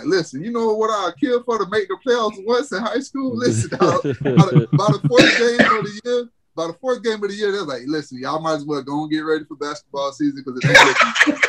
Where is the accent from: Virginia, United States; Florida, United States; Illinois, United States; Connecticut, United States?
Florida, United States; Bartow; I'm coming from Bartow. So when stuff like that go down, it's like, dang, man, I hope this game don't get ugly. We came back, but I'm used to Bartow.